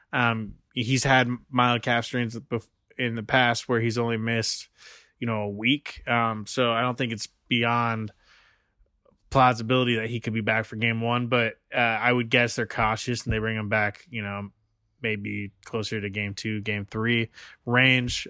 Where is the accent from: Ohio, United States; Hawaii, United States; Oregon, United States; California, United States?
Oregon, United States; Portland; moved away; also born or lived in East Oakland; I grew up in Portland